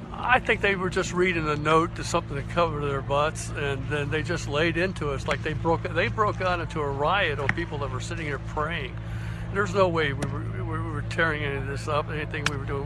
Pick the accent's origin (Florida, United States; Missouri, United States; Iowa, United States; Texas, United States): Florida, United States; St. Augustine; I'm from St. Augustine, Florida